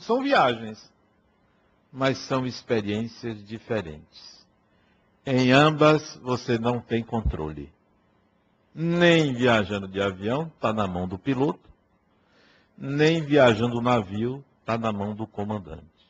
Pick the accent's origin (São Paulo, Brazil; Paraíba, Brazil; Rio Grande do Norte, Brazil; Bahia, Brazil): Bahia, Brazil; Acajutiba; lá na cidade de Acajutiba, onde eu nasci